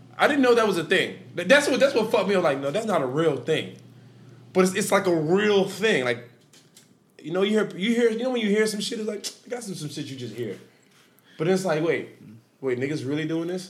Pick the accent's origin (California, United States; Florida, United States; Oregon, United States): Florida, United States; Miami; I'm from Dade County